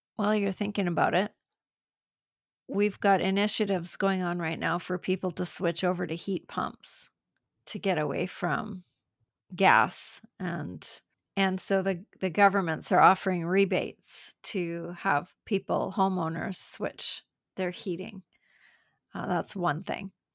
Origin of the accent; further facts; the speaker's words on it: Canada; I'm from Canada